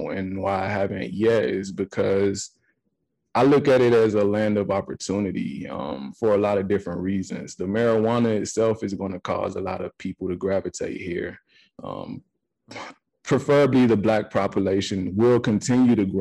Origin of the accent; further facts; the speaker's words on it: Atlanta, Georgia, United States; moved away as an adult; also born or lived in Nashville, Tennessee / Savannah, Georgia; now in Denver, United States; Growing up in Atlanta